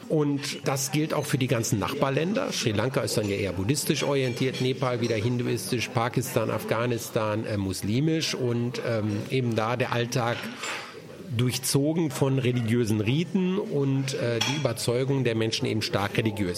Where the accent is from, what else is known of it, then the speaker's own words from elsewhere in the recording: Germany; unser Land